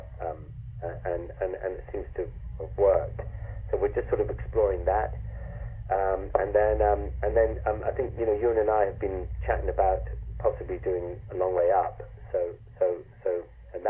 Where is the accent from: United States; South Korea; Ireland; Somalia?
Ireland; moved away; also born or lived in London; I grew up in Ireland in the countryside.